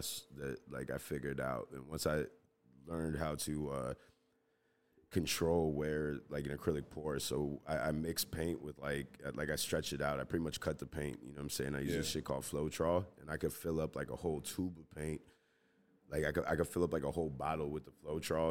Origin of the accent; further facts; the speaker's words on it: Chicago, Illinois, United States; born and raised in Chicago